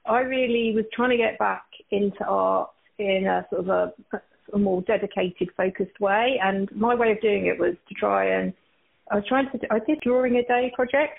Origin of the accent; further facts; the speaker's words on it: Essex, East of England, United Kingdom; moved away as an adult; now in Burlingame, United States; I'm from Essex in the UK, and I've been living out in Burlingame in California now for, gosh, it's been like 7 years